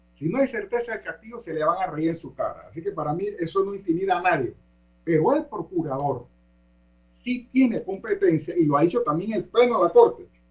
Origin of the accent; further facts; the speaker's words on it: Panama; nosotros los panameños